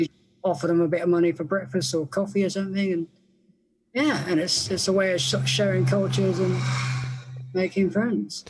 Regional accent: England, United Kingdom; I'm from England

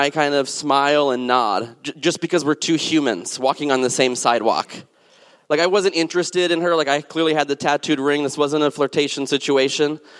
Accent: the South, United States; And I grew up in the South and Southwest

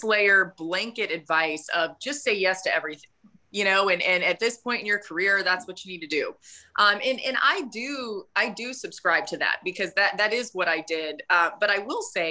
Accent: Atlanta, Georgia, United States; growing up in Atlanta

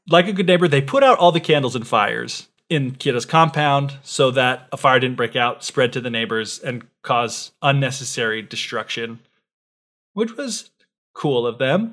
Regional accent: United States; someone born and raised in the West

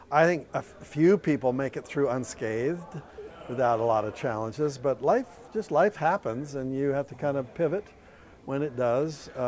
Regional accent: Canada; moved away; I'm from Canada. Originally. From Canada. I'm an immigrant.

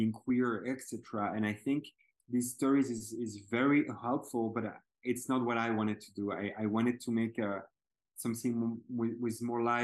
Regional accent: Belgium; I'm from Belgium

